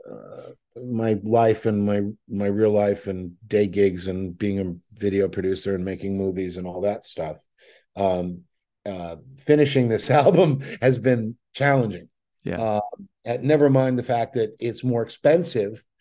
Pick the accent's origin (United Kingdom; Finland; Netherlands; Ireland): United Kingdom; Scotland; But I'm Scottish, so that's com- comes completely natural to me.